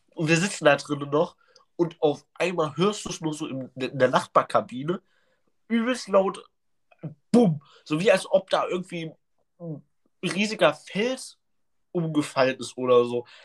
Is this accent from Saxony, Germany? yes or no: yes; Leipzig, Saxony, Germany; Bei uns in Leipzig